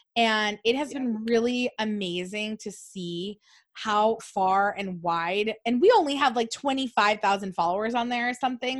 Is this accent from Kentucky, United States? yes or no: no; Buena Park, California, United States; I'm from Orange County